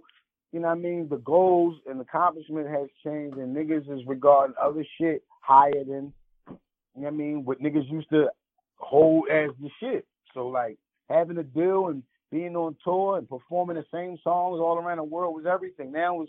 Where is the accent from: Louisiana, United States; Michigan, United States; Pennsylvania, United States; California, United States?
Pennsylvania, United States; Philadelphia; I come from Philly, where a battle rap can turn into a fucking homicide quickly.